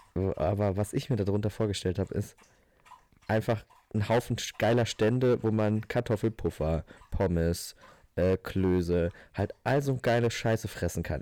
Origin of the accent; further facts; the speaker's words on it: Northern Hesse, Germany; moved away; bei uns in der Region ist, wo ich herkomme